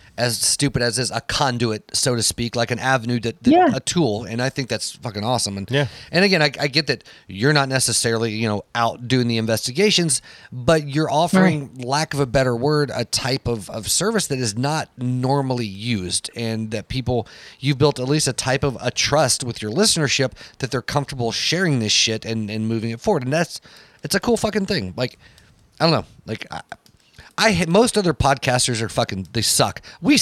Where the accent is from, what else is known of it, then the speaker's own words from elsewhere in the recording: San Bernardino, California, United States; also born or lived in Bay Area, California / Petaluma, California; I was born in California. It just as a conversation point. And they're like, oh, where? And I'm like, ah, San Bernardino